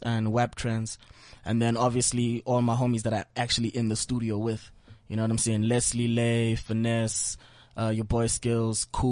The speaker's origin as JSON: {"language": "English", "region": "Limpopo", "country": "South Africa", "tie": "born or raised there", "moved": "yes", "lives_now": "Johannesburg, South Africa", "said": "I'm from Limpopo"}